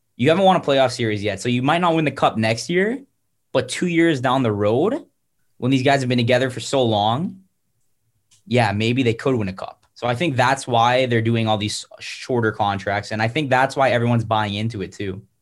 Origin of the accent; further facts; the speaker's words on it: South Florida, United States; growing up in South Florida.